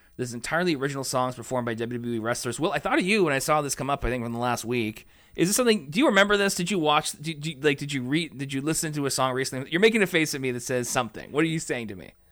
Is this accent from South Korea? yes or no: no; Canada; we're Canadian